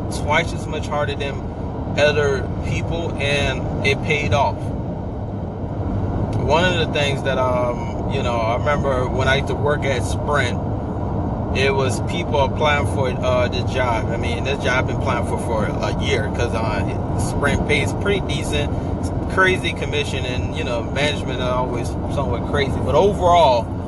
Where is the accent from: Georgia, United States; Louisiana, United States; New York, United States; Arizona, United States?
Louisiana, United States; New Orleans; I'm actually originated from New Orleans